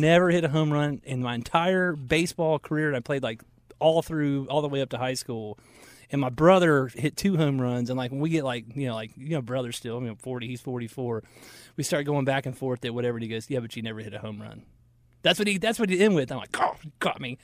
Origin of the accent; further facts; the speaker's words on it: Marietta, Georgia, United States; now in Charlotte, United States; We grew up in Marietta, Georgia